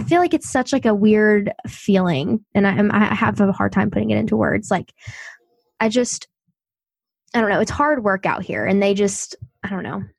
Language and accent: English; the South, United States; I'm from the South